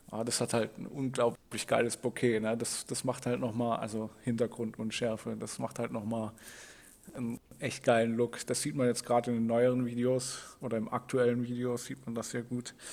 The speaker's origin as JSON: {"language": "German", "region": "Rhineland-Palatinate", "country": "Germany", "said": "ich komme ja ursprünglich aus dem Pfälzerwald. Das ist etwa eine Stunde vom Holiday Park weg."}